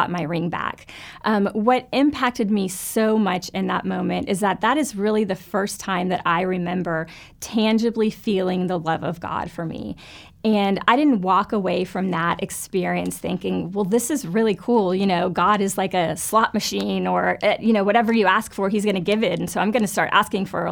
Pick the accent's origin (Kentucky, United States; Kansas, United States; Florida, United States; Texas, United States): Florida, United States; Fort Lauderdale; I grew up in Fort Lauderdale, Florida, and was raised in a wonderful church there